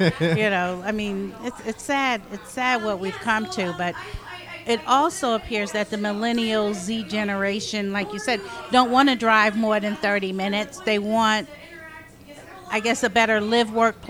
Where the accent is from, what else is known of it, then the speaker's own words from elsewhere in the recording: Long Island, New York, United States; moved away as an adult; now in DeLand, United States; I'm originally from Long Island, New York